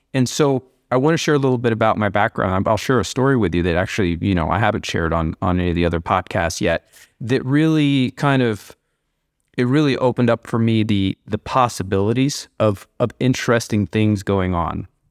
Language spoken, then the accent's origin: English; Columbia, Missouri, United States; when we were kids growing up in Missouri and grew up in Columbia, Missouri